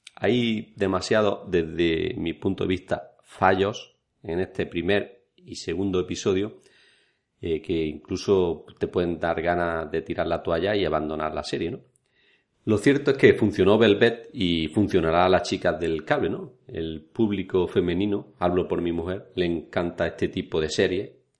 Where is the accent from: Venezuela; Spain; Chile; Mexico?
Spain; los que somos españoles